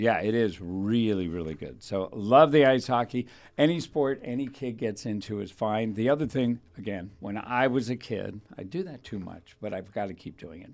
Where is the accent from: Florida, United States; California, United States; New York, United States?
California, United States; Thousand Oaks; I was raised in Thousand Oaks